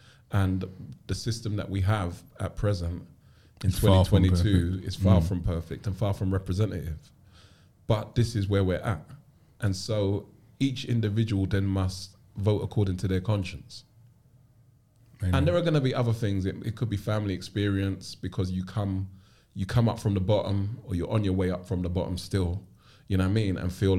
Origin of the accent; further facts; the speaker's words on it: London, United Kingdom; And so my earliest memories are growing up in Clapham before gentrification and Brixton. I grew up with my grandmother, who was already retired when she took care of me or took me into her care.